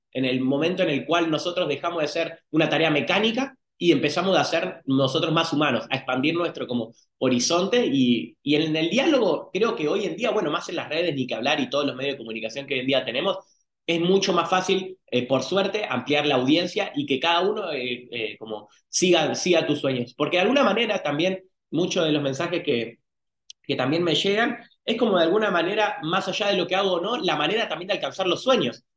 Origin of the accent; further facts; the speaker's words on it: San Miguel, Buenos Aires Province, Argentina; now in Baja California, Mexico; en San Miguel, yo nací en Buenos Aires, provincia de Buenos Aires, Argentina, y el mar más cercano queda a quinientos kilómetros.